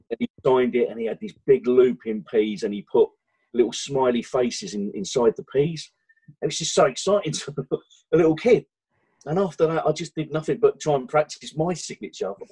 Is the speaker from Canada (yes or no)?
no; London, United Kingdom; Born and bred in East London